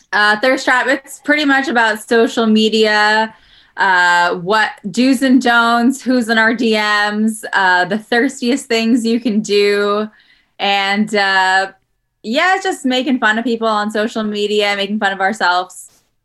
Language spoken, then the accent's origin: English; New York City, New York, United States; also born or lived in Los Angeles; now in Jersey City, United States; I'm from Queens, but my mom moved here recently